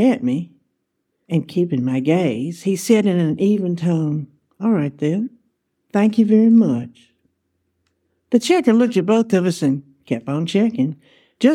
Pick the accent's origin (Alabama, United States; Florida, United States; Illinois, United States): Alabama, United States; I answered Alabama.